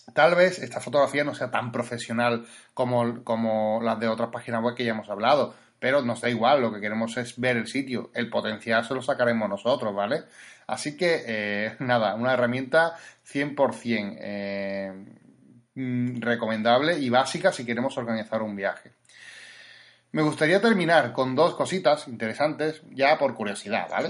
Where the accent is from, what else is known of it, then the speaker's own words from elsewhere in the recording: Spain; somos de España